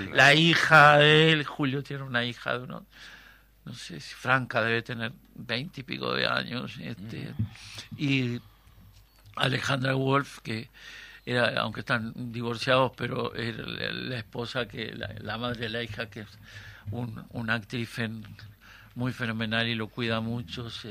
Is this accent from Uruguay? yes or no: yes; Treinta y Tres, Uruguay; la cuadra donde yo nací